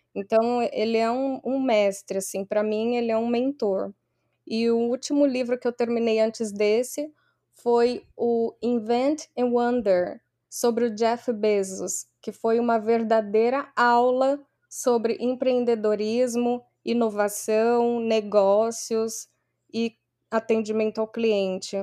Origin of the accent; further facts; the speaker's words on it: Barueri, São Paulo, Brazil; moved away as an adult; also born or lived in Santos, Brazil / Houston, Texas, United States; now in New York, United States; eu sou da Grande São Paulo, uma cidade relativamente pequena, Barueri